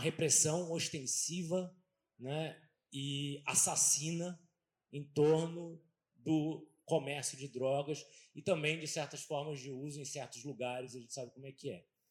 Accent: Brazil; a gente vive no Brasil

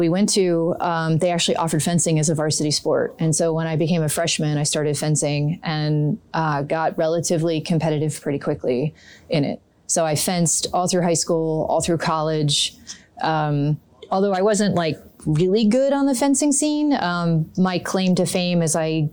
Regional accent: High Bridge, New Jersey, United States; I'm from New Jersey. Grew up here. My parents still live in the house I grew up in out in Hunterdon County, a little town called Highbridge

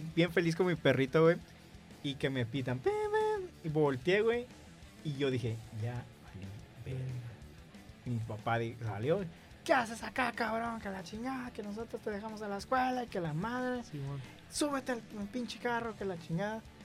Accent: Tijuana, Baja California, Mexico; por aquí en Tijuana, nosotros somos de Tijuana

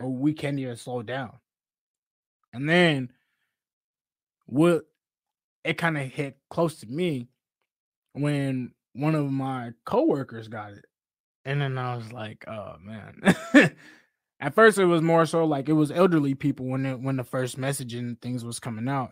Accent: Seattle, Washington, United States; I'm from Seattle, Seattle, Washington, born and raised in the South End

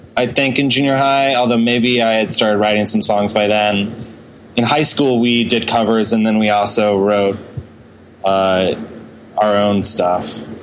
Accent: Houston, Texas, United States; now in New York City, United States; I grew up in Texas.

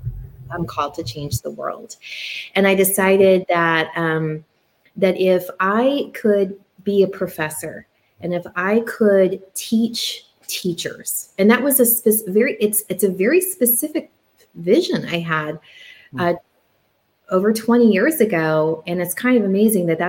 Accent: Oregon, United States; moved away as an adult; I came from Oregon

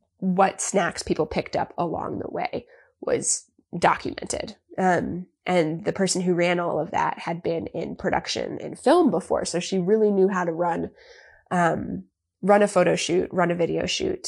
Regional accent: Long Island, New York, United States; can you tell I'm from Long Island? I say Florida instead of Florida

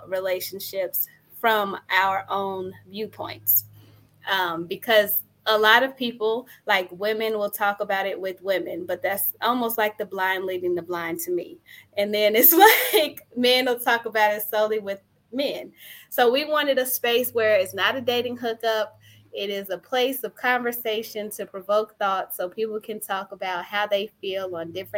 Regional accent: Chicago, Illinois, United States; also born or lived in Philadelphia / Indiana; I'm a Chicagoan too. I'm from the west side of Chicago. So I've been here nearly all of my life

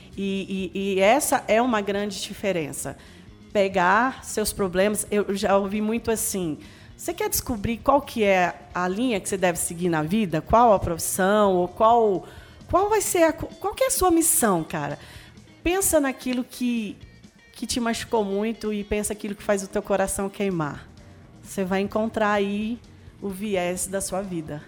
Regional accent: Brasília, Federal District, Brazil; born or raised there; moved away as an adult; now in Anápolis, Brazil

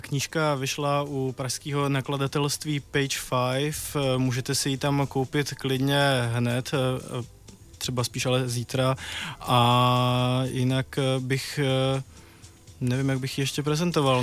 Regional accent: Třebíč, Vysočina Region, Czechia; v Třebíči v, mě, v mém rodném městě

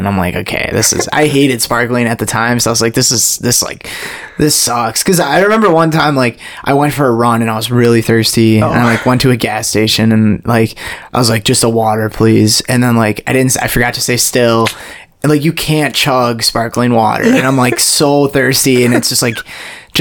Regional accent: Oshkosh, Wisconsin, United States; Oshkosh, Wisconsin

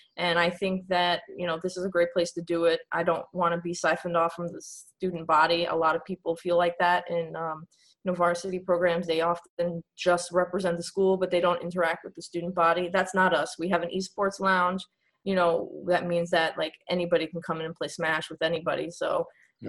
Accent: New York City, New York, United States; moved away as an adult; now in Pennsylvania, United States; I'm from New York

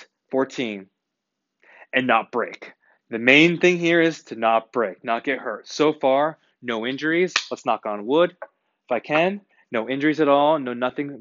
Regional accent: United States; I'm an American

